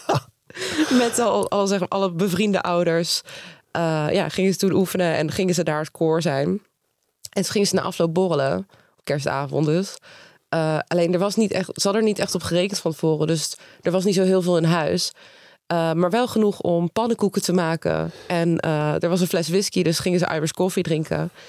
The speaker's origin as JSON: {"language": "Dutch", "town": "Nijmegen", "region": "Gelderland", "country": "Netherlands", "said": "ik kom uit Nijmegen"}